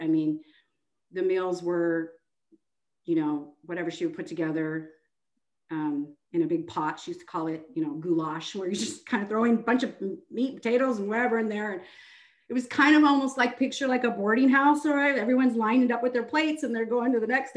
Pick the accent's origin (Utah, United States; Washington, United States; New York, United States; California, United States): Washington, United States; Seattle; moved away as an adult; now in Houston, United States; I'm originally from Seattle, Washington. Um, I moved to Texas in 2010